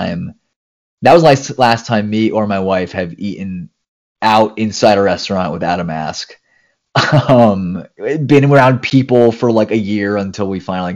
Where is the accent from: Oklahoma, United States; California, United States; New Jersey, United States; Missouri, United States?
New Jersey, United States; moved away as an adult; also born or lived in Maryland / San Diego; I'm from the East Coast. I'm from New Jersey.